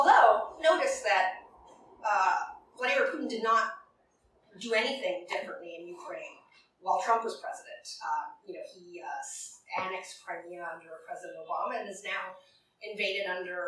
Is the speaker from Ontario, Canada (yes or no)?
no; Alberta, Canada; now in New York, United States; I'm from Alberta